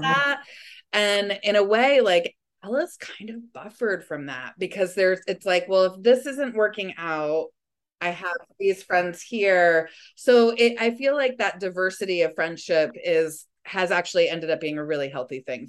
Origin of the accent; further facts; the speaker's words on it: Springs, New York, United States; also born or lived in Sag Harbor; I'm from Springs, like my children are going to spring school just like I did